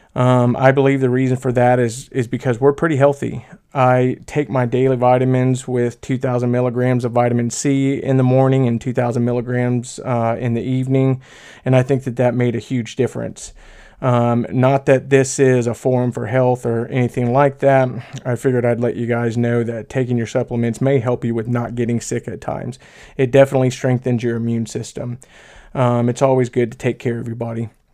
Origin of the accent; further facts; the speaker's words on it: Polk County, Florida, United States; I'm from Florida too, uh, you know, down there in Polk County.